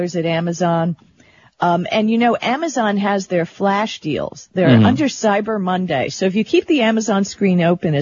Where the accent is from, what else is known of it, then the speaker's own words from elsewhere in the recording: Miami Beach, Florida, United States; moved away; I grew up in Miami Beach